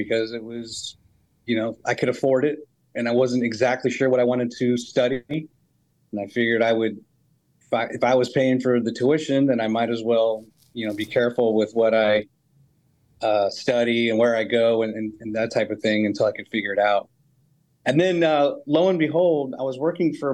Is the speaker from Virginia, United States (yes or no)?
yes; Northern Virginia, United States; moved away as an adult; also born or lived in Salt Lake City, Utah; now in Huntsville, United States; I grew up basically in Northern Virginia